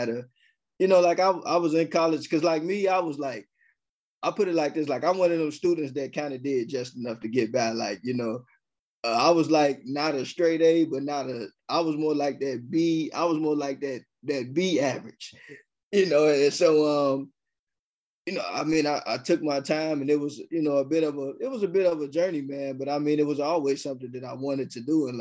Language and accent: English; Chicago, Illinois, United States; I'm born and raised in Chicago